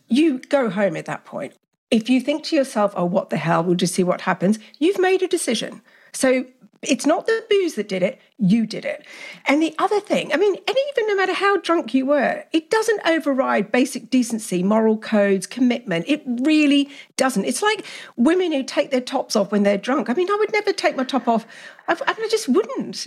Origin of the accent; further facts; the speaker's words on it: Australia; also born or lived in England; I grew up in Australia with very liberal parents, even though I'm English.